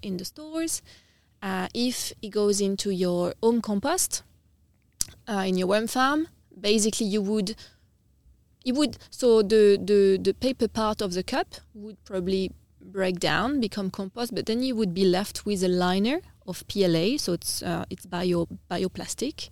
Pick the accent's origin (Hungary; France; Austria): France; Nice, Provence-Alpes-Côte d'Azur; moved away as an adult; also born or lived in United Kingdom / Vietnam; now in Adelaide, Australia; so I'm from the south of France. I'm from a town called Nice, which is on the coast. Um, yeah, I've grow, I've grown up in, I've grown up in France